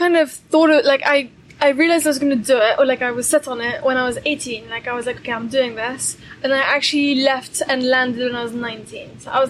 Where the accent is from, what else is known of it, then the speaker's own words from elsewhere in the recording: Brussels, Belgium; We grew up in Brussels in Belgium. Mm-hmm. We've kind of always lived there.